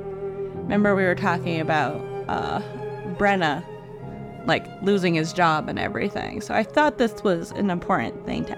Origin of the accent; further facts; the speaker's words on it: Cluj, Cluj County, Romania; being aroused by the research of certain recurrent spontaneous phenomena in a forest near my hometown of Cluj.